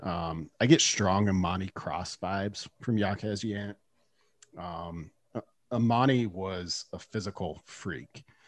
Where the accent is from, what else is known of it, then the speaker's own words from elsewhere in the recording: Nebraska, United States; I'm also from Nebraska